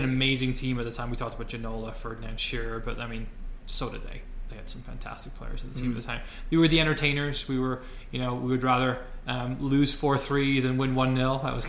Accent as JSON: {"language": "English", "region": "Wales", "country": "United Kingdom", "said": "As a Welshman"}